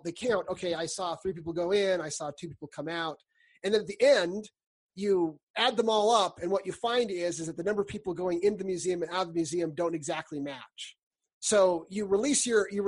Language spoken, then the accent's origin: English; California, United States; now in Utah, United States; I grew up in California